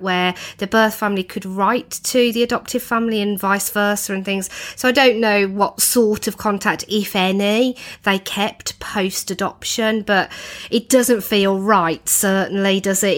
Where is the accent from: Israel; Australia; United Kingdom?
United Kingdom; as Brits, you know, as British people